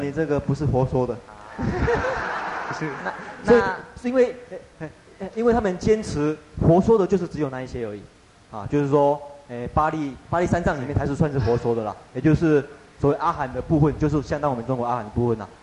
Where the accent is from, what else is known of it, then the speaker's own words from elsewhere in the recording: Taiwan; 我们台湾人呢，就把生活通通当成佛